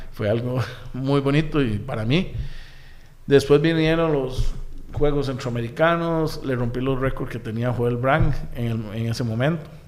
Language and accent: Spanish; Desamparados, San José, Costa Rica; also born or lived in Barrio Córdoba, San José; yo nací en Barrio Córdoba, okay. porque por Quesadorán, por Plaza Víquez. Sí. Eh, posteriormente, después nos fuimos a ir a San Juan de Dios de Desamparados